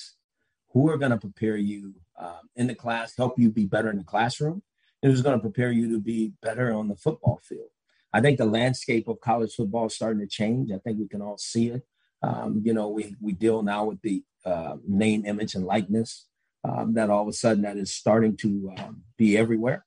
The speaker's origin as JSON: {"language": "English", "town": "Los Angeles", "region": "California", "country": "United States", "moved": "yes", "said": "I'm from Los Angeles"}